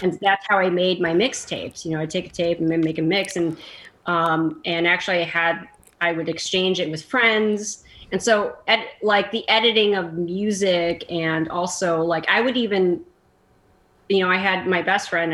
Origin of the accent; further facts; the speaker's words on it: Chicago, Illinois, United States; moved away as an adult; I'm I'm from Chicago.